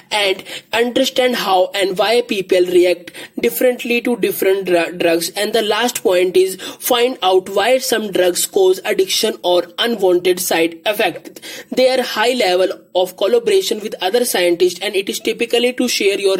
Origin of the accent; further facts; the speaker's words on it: India; I am from India.